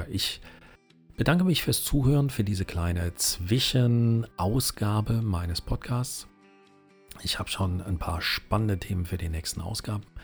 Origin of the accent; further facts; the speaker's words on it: Saarland, Germany; accent: Saarland; aber auch mir merkt man immer noch an als altem Saarländer dieses Sch -Sch Problem, die Kirche